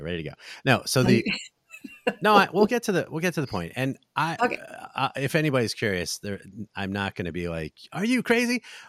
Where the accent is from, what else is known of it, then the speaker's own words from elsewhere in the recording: New Jersey, United States; now in Las Vegas, United States; I'm from New Jersey, so I think some of my family was out here for that.